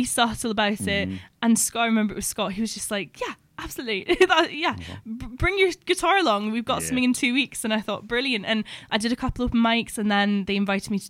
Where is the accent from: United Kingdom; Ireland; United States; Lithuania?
United Kingdom; Edinburgh, Scotland; Not from here. I'm from Edinburgh.